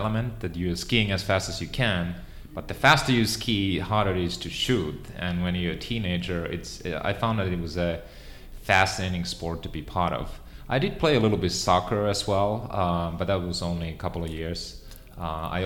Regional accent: Finland; English is a second language; moved away as an adult; now in United States; I grew up in Finland, and you know, I grew up on a farm

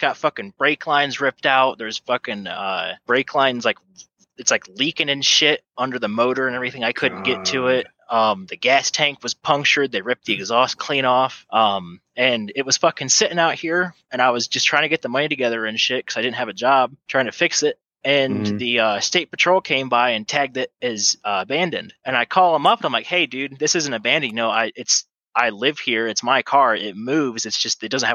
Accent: Ohio, United States; my hometown, Ohio

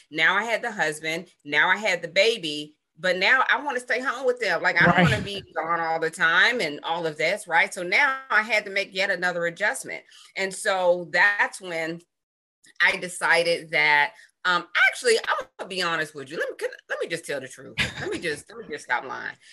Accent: Pittsburgh, Pennsylvania, United States; now in Atlanta, United States; I hail from Pittsburgh, Pennsylvania, but I've lived in Atlanta, Georgia for a very, very long time.

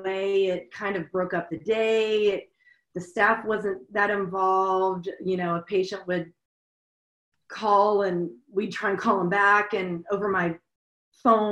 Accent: Louisiana, United States; moved away as an adult; now in Seattle, United States; I'm from Louisiana. I came up to Seattle 20 years ago

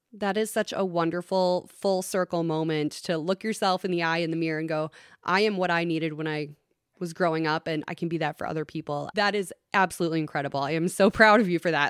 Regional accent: Long Prairie, Minnesota, United States; I grew up in Long Prairie. I'm very familiar with the Christie House and that neck of the woods.

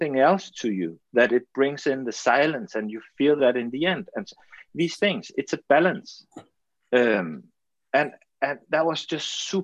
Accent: Denmark; English is a second language; I'm from Denmark, we are a small country, we have our own language, but no one speaks Danish. So of course I have to learn English

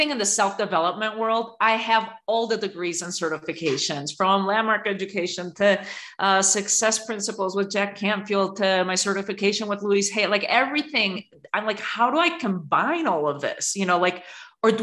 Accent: Spain; now in United States; I was born and raised in Spain at the end of a dictatorship in a very patriarchal country

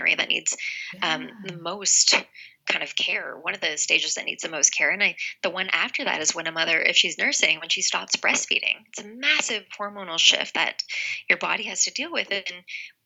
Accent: Canada; now in Los Angeles, United States; I'm originally from Canada where we're given a year mat leave, but in the States where I am now in Los Angeles

